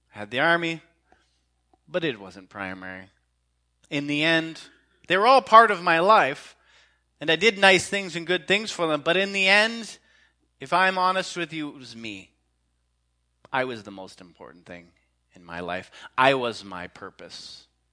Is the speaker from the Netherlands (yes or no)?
no; Canada; as a Canadian